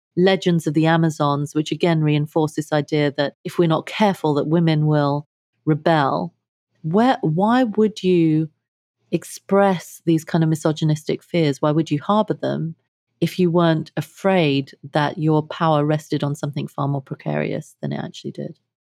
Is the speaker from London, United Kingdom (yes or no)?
yes; London, United Kingdom; moved away as an adult; also born or lived in India; now in United States; I grew up in London. Uh, my family is of Indian heritage